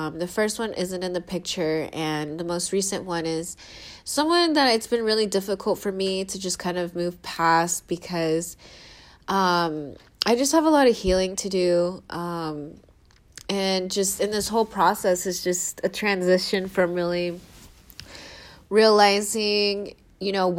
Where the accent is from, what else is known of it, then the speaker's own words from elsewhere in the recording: Seattle, Washington, United States; moved away as an adult; now in San Diego, United States; my family moved up to Seattle when I was 7 years old